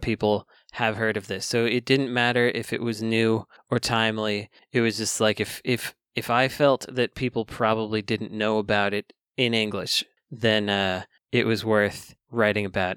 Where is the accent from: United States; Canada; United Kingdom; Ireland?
United States; Bay Area, California; growing up in the Bay Area